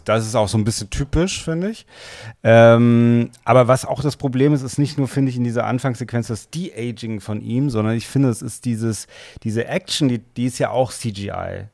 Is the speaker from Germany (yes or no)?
yes; Germany; wir als Deutsche